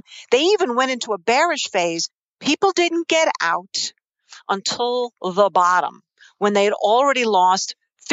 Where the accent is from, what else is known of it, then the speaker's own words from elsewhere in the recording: New York City, New York, United States; accent: New York Queens; I grew up in New York City.